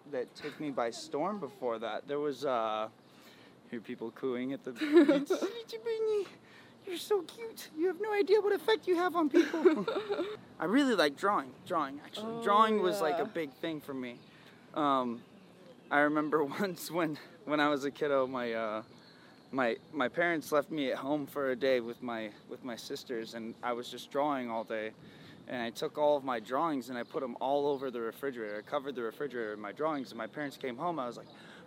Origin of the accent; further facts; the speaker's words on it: Buckeye, Arizona, United States; also born or lived in Phoenix, Arizona; I was born in Phoenix, Arizona originally, but Buckeye is a lot of my growing up